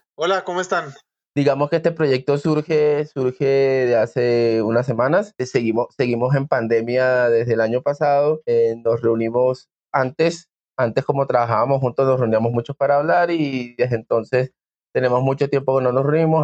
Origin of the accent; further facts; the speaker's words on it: Venezuela; now in Bogotá, Colombia; mis papás son de allá, yo nací acá, pero me crié en Venezuela